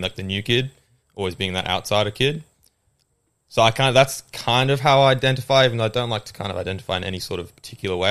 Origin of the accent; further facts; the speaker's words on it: Australia; accent: Australian; also born or lived in England; I moved from England when I was seven, which a lot of people don't know 'cause my accent's Australian.